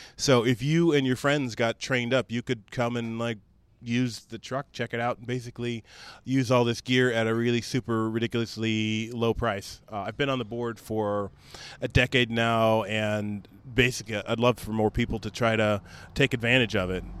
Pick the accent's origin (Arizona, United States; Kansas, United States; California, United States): California, United States; Sacramento; moved away as an adult; also born or lived in Sweden / Baton Rouge; I grew up in the Sacramento area